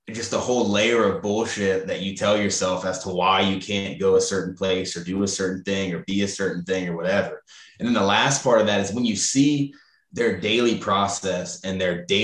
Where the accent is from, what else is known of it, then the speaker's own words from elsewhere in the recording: Baton Rouge, Louisiana, United States; Uh, we're both, we're all from Baton Rouge, obviously, but he he lived in New Orleans for